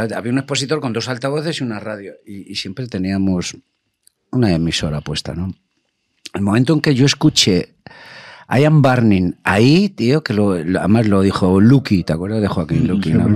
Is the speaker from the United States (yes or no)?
no; Madrid, Community of Madrid, Spain; he nacido en Chamberí